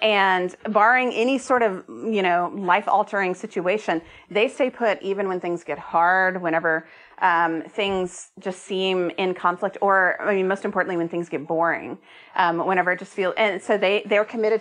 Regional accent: Austin, Texas, United States; moved away as an adult; also born or lived in Oregon; I'm from Austin, but I hadn't lived here in a decade

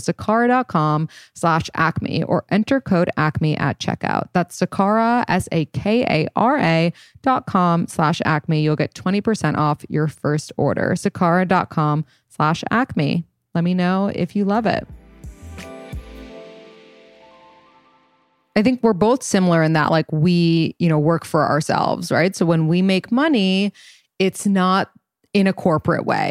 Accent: New York City, New York, United States; we grew up in New York City

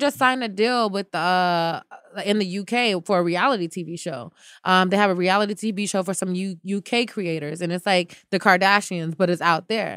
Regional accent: United States; Maybe I can go around as an American girl

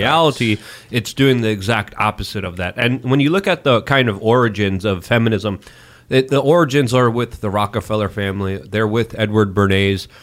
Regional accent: Poland; moved away; I'm Slavic. I was born in Poland.

